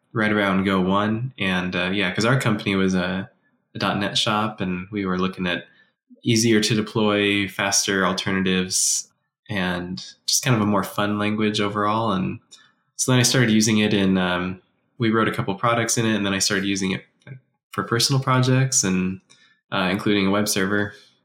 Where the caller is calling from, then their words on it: Utah, United States; And I'm joining in from Utah.